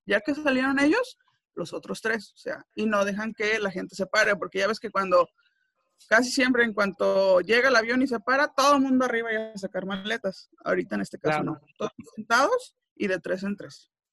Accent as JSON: {"language": "Spanish", "town": "Tepic", "region": "Nayarit", "country": "Mexico", "said": "yo soy de Tepic"}